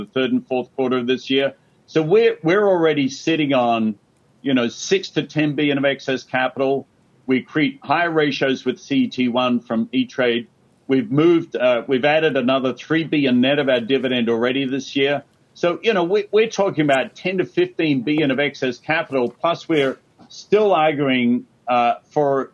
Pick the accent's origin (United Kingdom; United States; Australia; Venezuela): Australia; moved away; growing up in Australia